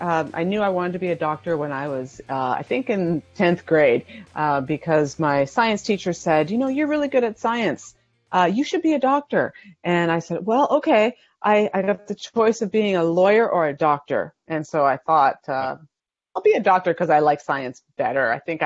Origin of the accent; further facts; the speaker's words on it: Canada; moved away as an adult; now in United States; I moved down from Canada to be a family physician in 2002, right out of residency.